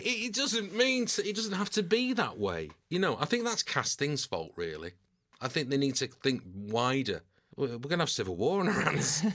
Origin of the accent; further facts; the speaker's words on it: New Longton, North West England, United Kingdom; moved away as an adult; also born or lived in Salford / London; now in Manchester, United Kingdom; Preston bred, but not quite Preston. It was New Longton, which is a, a rural village about five miles outside of Preston. So it was agricultural